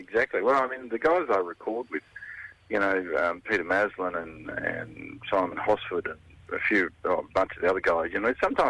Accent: Kapunda, South Australia, Australia; my small hometown in Kapunda in South Australia

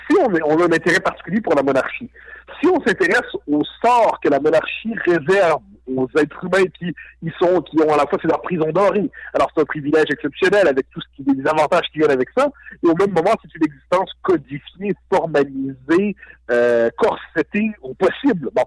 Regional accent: Quebec, Canada; je suis québécois.

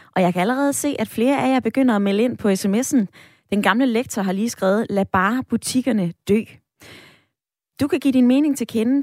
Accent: Odder, Central Denmark Region, Denmark; Odder, min hjemby

